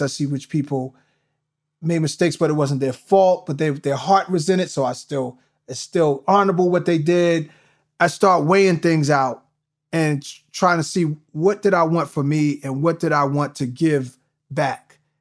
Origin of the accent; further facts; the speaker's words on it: New York, United States; moved away; growing up in New York